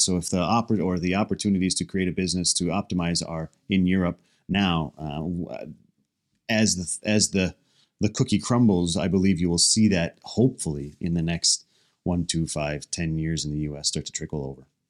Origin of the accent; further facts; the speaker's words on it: United States; as an American